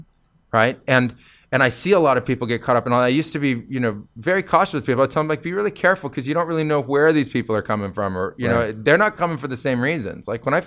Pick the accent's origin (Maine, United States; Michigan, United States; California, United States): California, United States; because I came from California